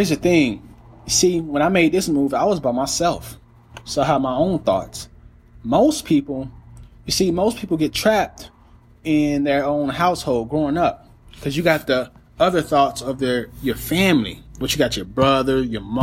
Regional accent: Gainesville, Florida, United States; moved away as an adult; also born or lived in Kentucky / Evansville, Indiana; I'm from Florida, Gainesville, Florida

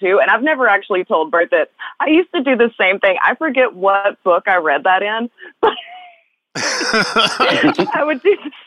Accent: West Tennessee, United States; The house that I grew up in West Tennessee was part of the Underground Railroad

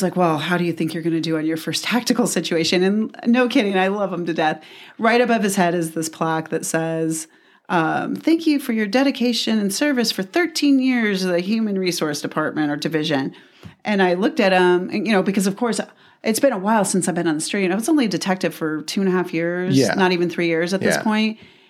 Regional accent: Tucson, Arizona, United States; we grew up in the same place. We grew up in Midtown.

